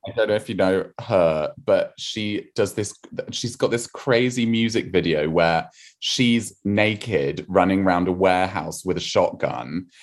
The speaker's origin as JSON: {"language": "English", "area": "rural Wiltshire near Salisbury", "region": "South West England", "country": "United Kingdom", "tie": "born or raised there", "said": "I grew up in a tiny, tiny village, uh, in, um, rural Wiltshire near Salisbury"}